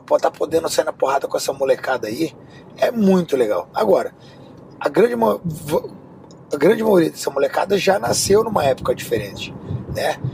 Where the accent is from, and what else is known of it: Rio de Janeiro, Brazil; now in Miami, United States